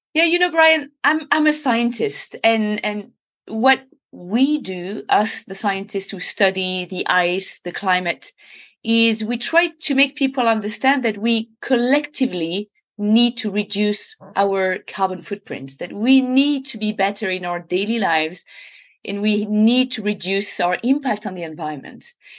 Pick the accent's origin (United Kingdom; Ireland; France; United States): France; I was literally born in it, and I remember spending my entire childhood just hiking, climbing, mountaineering